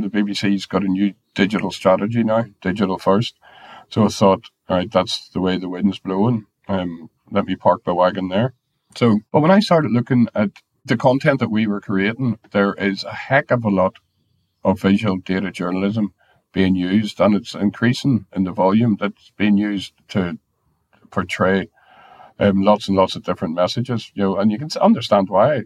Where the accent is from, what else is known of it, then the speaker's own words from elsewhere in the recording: Ireland; I'm Irish